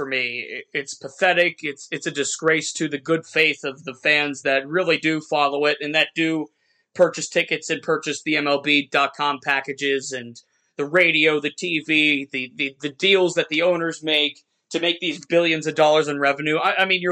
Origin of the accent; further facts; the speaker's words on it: Youngstown, Ohio, United States; I grew up here in Youngstown where I'm sitting right now